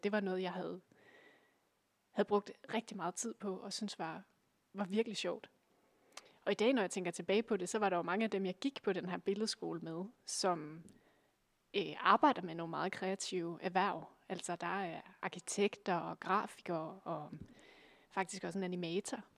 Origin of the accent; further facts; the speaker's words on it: Aalborg, North Denmark Region, Denmark; jeg kommer fra Aalborg, øh, nærmere bestemt en, en lille bydel, der hedder Gu